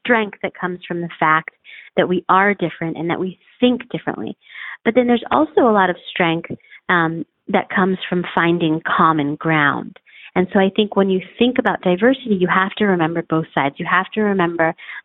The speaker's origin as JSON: {"language": "English", "country": "United States", "said": "I'm from the United States"}